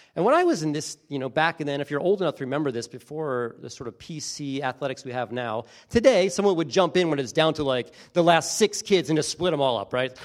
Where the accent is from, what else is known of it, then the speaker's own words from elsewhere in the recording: Beach Haven, New Jersey, United States; I grew up in a really small town in New Jersey, coastal New Jersey, little town called Beach Haven.